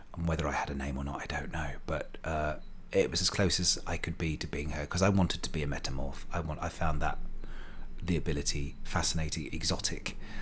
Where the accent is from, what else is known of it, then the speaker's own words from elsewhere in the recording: Slough, South East England, United Kingdom; I was born in Wexham Park Hospital in Slough in nineteen, wait for it, sixty-eight